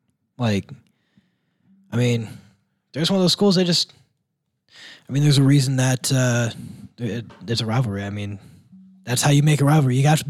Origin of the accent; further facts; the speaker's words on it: near South Bend, Indiana, United States; now in Angola, United States; where I'm from, like, the closest big, I'm doing air quotes, big city is South Bend.